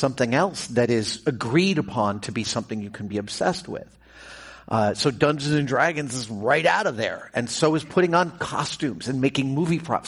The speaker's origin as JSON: {"language": "English", "region": "New York", "country": "United States", "tie": "born or raised there", "said": "I grew up in New York, and I spent a lot of time living there"}